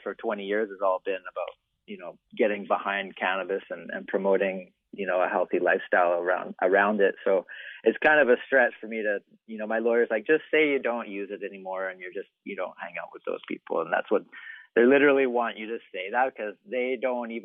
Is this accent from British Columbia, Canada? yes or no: yes; Vancouver, British Columbia, Canada; also born or lived in Whistler; I'm from Vancouver, I lived in Whistler for a long time and I'm Canadian